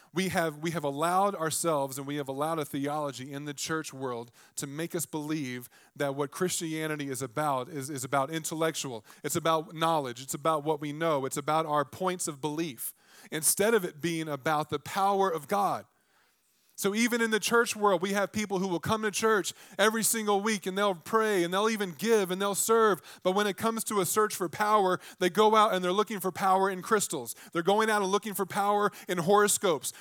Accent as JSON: {"language": "English", "region": "Virginia", "country": "United States", "said": "I'm from Virginia"}